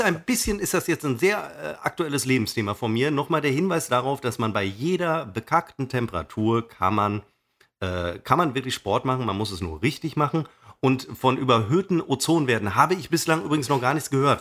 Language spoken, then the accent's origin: German; Münster, North Rhine-Westphalia, Germany; meiner Heimatstadt Münster